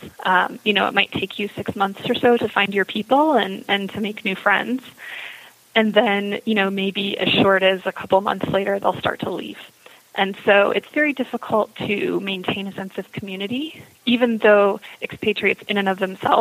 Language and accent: English; United States; moved away; spending large portions of your life outside of the United States as an American